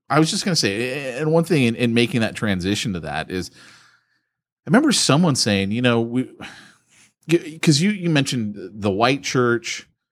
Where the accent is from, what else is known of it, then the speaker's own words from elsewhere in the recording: United States; we here in America have got it great as Christians